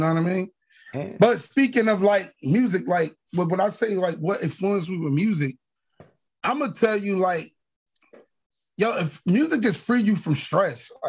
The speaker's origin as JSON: {"language": "English", "town": "Newark", "region": "New Jersey", "country": "United States", "tie": "born or raised there", "said": "my old apartment where I grew up at in Newark on Bregar Ave"}